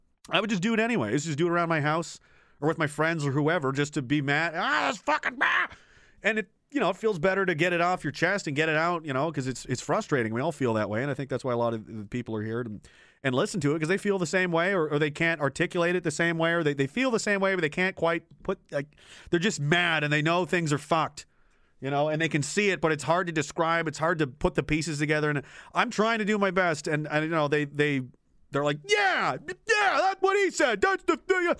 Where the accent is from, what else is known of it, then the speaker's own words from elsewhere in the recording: Nova Scotia, Canada; I was born in Nova Scotia. I grew up there.